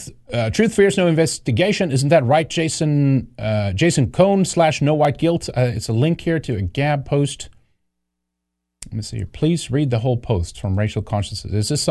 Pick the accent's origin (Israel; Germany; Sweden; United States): Sweden; I don't like socialism either. I grew up under that in Sweden.